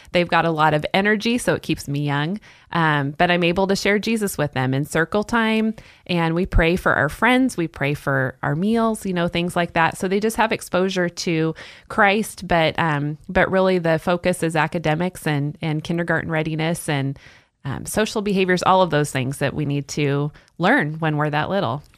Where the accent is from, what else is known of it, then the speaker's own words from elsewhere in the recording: Salem, Oregon, United States; moved away; I'm originally from Salem, Oregon, and grew up there